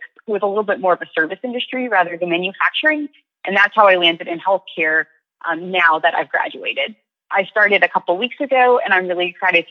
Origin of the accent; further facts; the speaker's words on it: Virginia, United States; moved away as an adult; also born or lived in North Carolina; my hometown in Virginia.